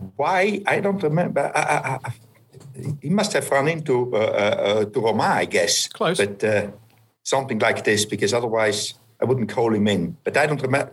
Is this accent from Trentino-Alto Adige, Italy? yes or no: yes; Merano, Trentino-Alto Adige, Italy; my hometown is is Merano